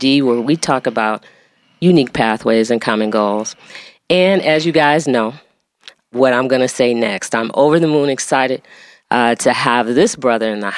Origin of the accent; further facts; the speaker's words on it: Detroit, Michigan, United States; growing up on Clover Lawn, my parents were the organizers of the block club.